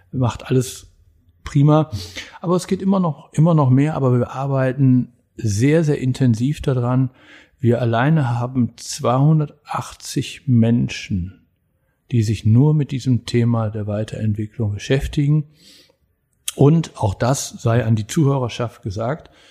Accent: Germany; dass wir als Deutsche tatsächlich so eine Disziplin haben

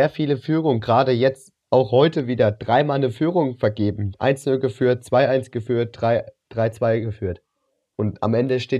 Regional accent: Cologne, North Rhine-Westphalia, Germany; Gut, als Kölner ist da natürlich eine Schadenfreude dabei.

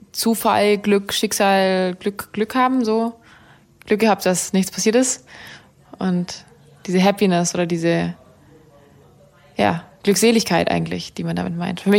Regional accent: Baden-Württemberg, Germany; accent: Swabian; Ich bin äh, in der schwäbischen Küche aufgewachsen. Ich komme aus dem, aus, aus dem Schwabeländle unter.

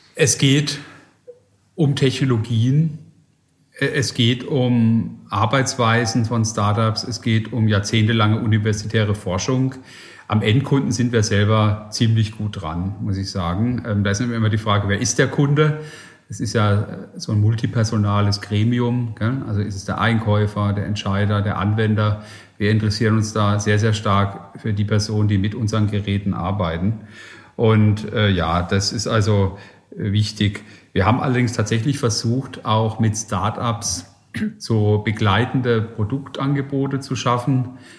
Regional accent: Germany; also born or lived in Silicon Valley, United States; Geografisch bin ich jetzt gerade ein bisschen auf dem Deutschland-Trip und probiere auch in meiner Heimat Innovation nach vorne zu bringen

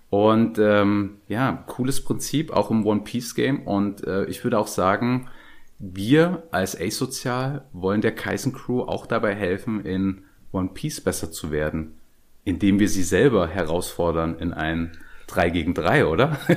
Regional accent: Dresden, Saxony, Germany; born there; ihr, ihr hört es vielleicht nicht bei mir, aber ich bin geborener Dresdner und wenn ich so leichten sächsischen Akzent höre

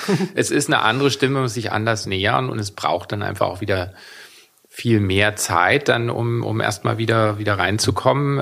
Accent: Weimar, Thuringia, Germany; Ich bin ja in Weimar aufgewachsen

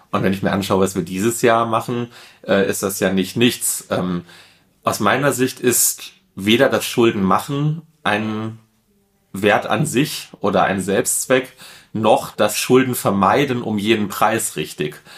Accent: Duisburg, North Rhine-Westphalia, Germany; gebürtiger Duisburger, in Duisburg aufgewachsen, komme eigentlich aus einer ganz klassischen Ruhrgebietsfamilie

